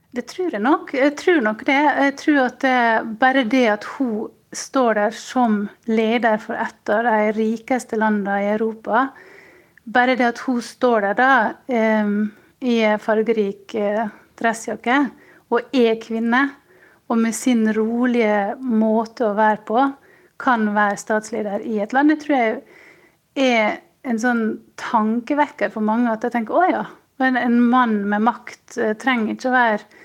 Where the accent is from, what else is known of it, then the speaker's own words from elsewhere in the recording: Sjøholt, Møre og Romsdal, Norway; now in Munich, Germany; Jeg kommer fra Sjøholt på Sunnmøre